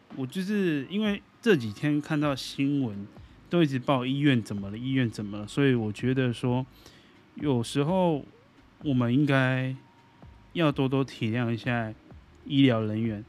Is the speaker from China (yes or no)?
no; Taiwan; 那我们台湾人民就没有救啦。